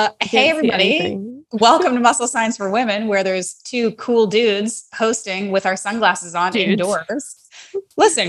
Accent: Canada; as a Canadian who lives in Canada

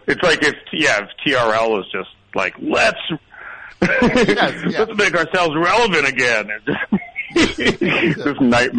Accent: Toronto, Ontario, Canada; moved away; also born or lived in Montreal; I grew up outside of Toronto in this devastating suburb called Scarborough, and people called it Scarberia, which is like a really apt nickname for it. And I also lived in Montreal for a long time.

